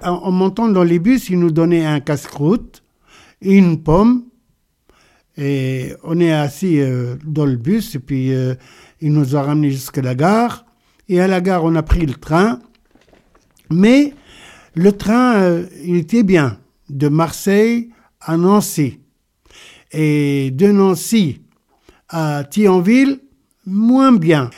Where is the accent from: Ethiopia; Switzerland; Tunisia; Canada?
Tunisia; Sfax, Sfax Governorate; moved away as an adult; also born or lived in Kerkennah, Tunisia / Moselle, France; now in France; Je suis né en Tunisie, à Kerkina, à El Lataya, en 1950, le 24 janvier. J'ai vécu là-bas euh, jusqu'à l'âge de 6 ans, et après on a déménagé à Sfax